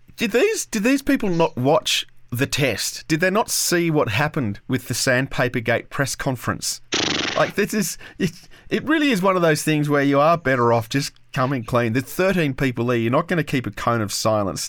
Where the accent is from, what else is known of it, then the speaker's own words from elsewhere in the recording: Canberra, Australian Capital Territory, Australia; growing up in Canberra